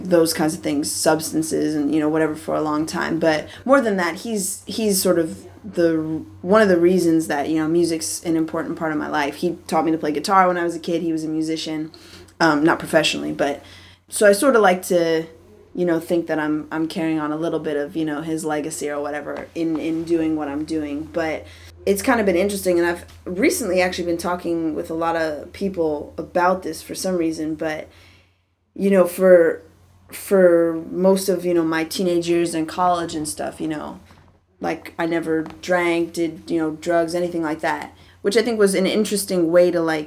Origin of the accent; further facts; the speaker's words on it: Wilmette, Illinois, United States; moved away as an adult; also born or lived in Evanston, Illinois; now in California, United States; I was born in Evanston, Illinois, which is where Northwestern University is, but I grew up in Wilmette, Illinois, which is a town. It's about 30 minutes north of Chicago